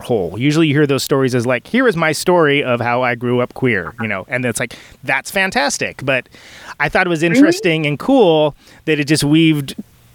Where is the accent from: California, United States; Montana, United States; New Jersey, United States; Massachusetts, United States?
California, United States; Central Valley of; I'm from the Central Valley of California